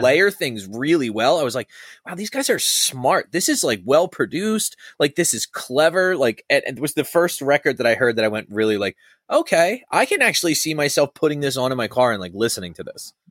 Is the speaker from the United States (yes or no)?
yes; Churchville, Pennsylvania, United States; I grew up in Churchville.